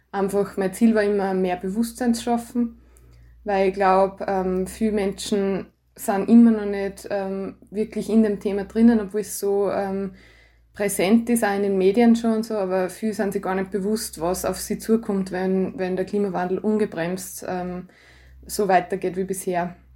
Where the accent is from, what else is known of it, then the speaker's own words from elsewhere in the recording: Landl, Styria, Austria; also born or lived in Graz, Austria; now in Gams, Austria; ich bin gebürtige Landlerin, wohne jetzt in der Gams mit meiner Familie, mit meinem Mann und meiner Tochter.